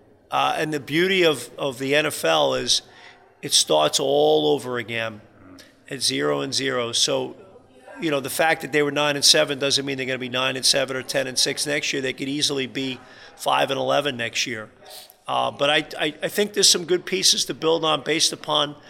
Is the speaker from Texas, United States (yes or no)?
no; New York, United States; now in Toronto, Canada; New York's my hometown